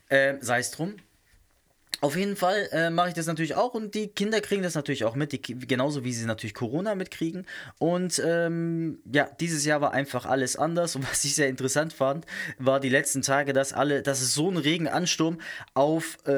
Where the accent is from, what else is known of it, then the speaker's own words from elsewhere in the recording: South Germany, Germany; Zumindest nicht da, wo ich herkomme, aus äh, Süddeutschland. Und ich komme nicht aus dem Schwarzwald direkt.